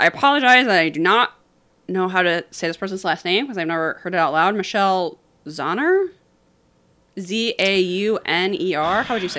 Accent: United States; me as an American.

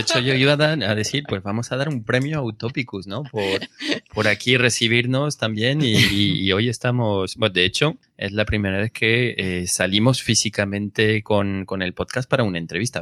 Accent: Villalba de los Alcores, Castile and León, Spain; also born or lived in Brazil / France; now in Madrid, Spain; yo de un pueblo que se llama Villalba Los Alcores, después de Bucientes, eh, y Gales, por esta zona

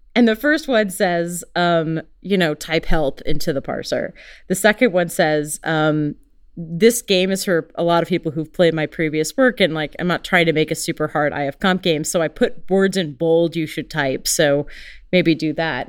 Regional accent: United States; I'm very American

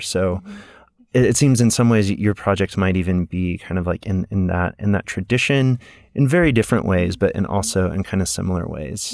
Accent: Houston, Texas, United States; moved away; also born or lived in Mississippi; I grew up in Houston

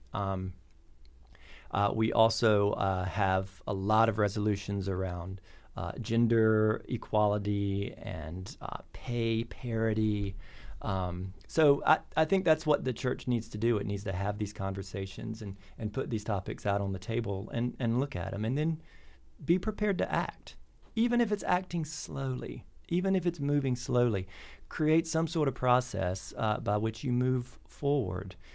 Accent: North Carolina, United States; now in Bloomington, United States; I grew up in North Carolina on a, on a tobacco farm

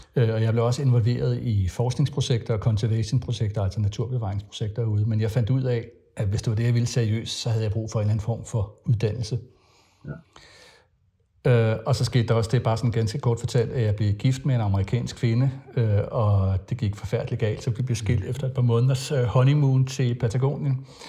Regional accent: Frederiksberg, Capital Region of Denmark, Denmark; also born or lived in Jutland / Farum Midtpunkt; faktisk så blev jeg født i Jylland og havde også nogle år i Farve Midtpunkt, men altså har boet på, på Frederiksberg i det meste af min barndom

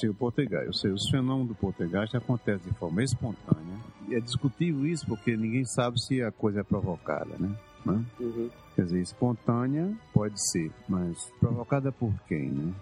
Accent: Mossoró, Rio Grande do Norte, Brazil; moved away; also born or lived in Natal / Manaus; eu sou do Rio Grande do Norte, eu morei em Natal 20 anos, ou 21 anos, mas nasci na cidade de Mossoró, no sertão do Rio

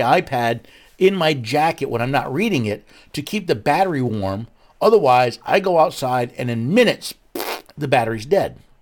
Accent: Northeast, United States; moved away; I was born and raised in the Northeast

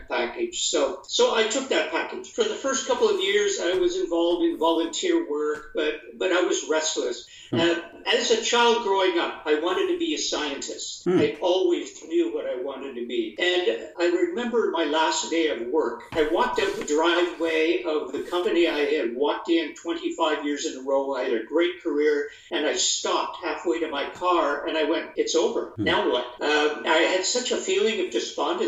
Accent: Perth, Ontario, Canada; moved away as an adult; also born or lived in Kingston, Ontario; now in Guelph, Canada; I was born in Perth, Ontario, a little town of 6,000 people in eastern Ontario, about an hour west of Ottawa, the capital

